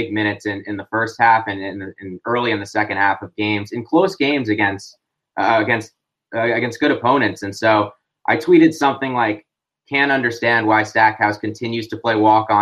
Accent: New York City, New York, United States; also born or lived in Nashville, Tennessee; I'm in New York right now, born and raised in New York City.

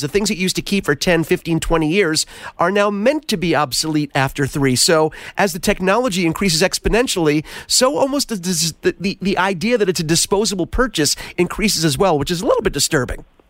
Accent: East Coast, United States; now in Los Angeles, United States; growing up on the East Coast in the mountains

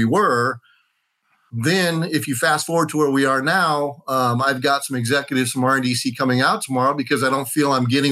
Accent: Omaha, Nebraska, United States; moved away as an adult; also born or lived in Phoenix, Arizona; I really had any interest in moving to my hometown

